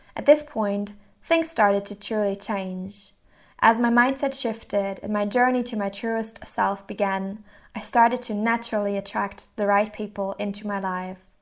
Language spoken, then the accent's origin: English; Mannheim, Baden-Württemberg, Germany; moved away as an adult; also born or lived in Rotterdam, Netherlands / Hamburg, Germany; I grew up in Mannheim, Germany